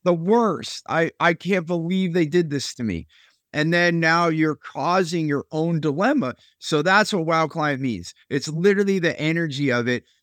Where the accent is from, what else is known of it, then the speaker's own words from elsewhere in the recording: Silicon Valley, California, United States; I grew up there in California